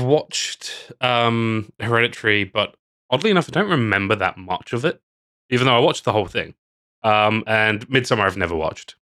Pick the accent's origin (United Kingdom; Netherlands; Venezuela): United Kingdom; England; now in Australia; As an English person